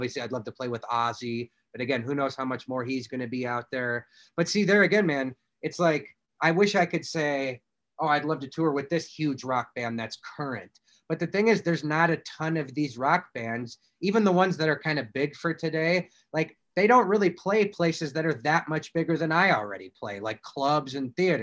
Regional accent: Indiana, United States; I'm from Indiana.

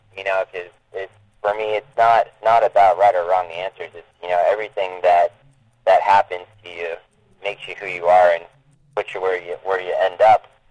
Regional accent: Maine, United States; moved away as an adult; now in Texas, United States; I'm, I'm from Maine originally. I, I grew up there, um, spent 23 years of my life there, and then moved down to Texas uh, about six years

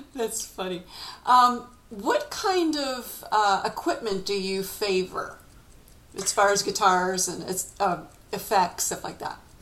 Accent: United States; being an American

